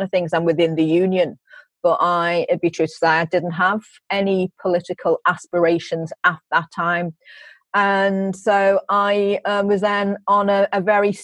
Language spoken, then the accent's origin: English; Liverpool, North West England, United Kingdom; my early life growing up in Liverpool 8 and going to St. Margaret's